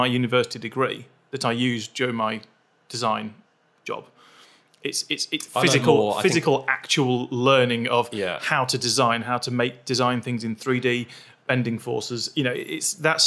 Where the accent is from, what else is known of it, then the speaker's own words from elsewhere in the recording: near Manchester, North West England, United Kingdom; moved away as an adult; also born or lived in Sheffield; I grew up near Manchester, and I went to uni in Sheffield.